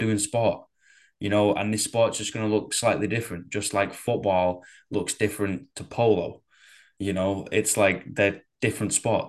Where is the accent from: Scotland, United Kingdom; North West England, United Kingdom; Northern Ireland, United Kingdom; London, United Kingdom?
North West England, United Kingdom; Manchester; growing up in Manchester